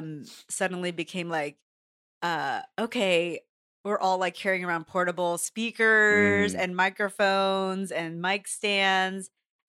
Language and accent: English; Philippines; not just being like Filipino comedians